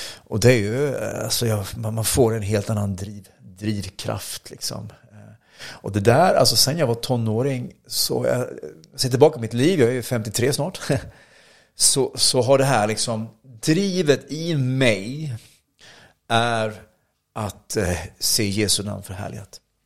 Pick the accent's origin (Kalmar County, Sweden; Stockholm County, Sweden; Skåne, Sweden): Kalmar County, Sweden; Oskarshamn; also born or lived in Motala; jag är från Oskarshamn i Småland